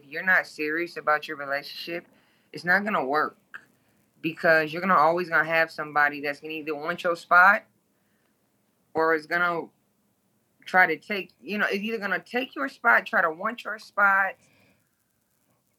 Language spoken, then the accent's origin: English; Toledo, Ohio, United States; moved away as an adult; now in Baton Rouge, United States; I am originally from Toledo, Ohio. I live in Baton Rouge, Louisiana. I've been down south for 13 years now. But I am originally born and raised in the 419 Glass City